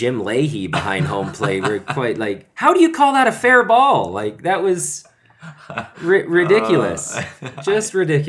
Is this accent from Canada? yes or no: yes; Canada; now in South Korea; As a Canadian, we were all taught like game seven overtime winner